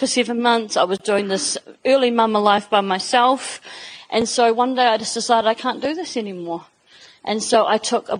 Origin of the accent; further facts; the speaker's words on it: Manawatū-Whanganui, New Zealand; moved away as an adult; now in Auckland, New Zealand; So I left home. I moved from the Manawatu